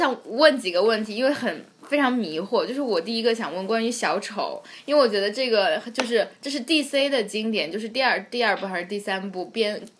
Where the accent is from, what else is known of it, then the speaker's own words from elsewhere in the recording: China; 作为一个中国人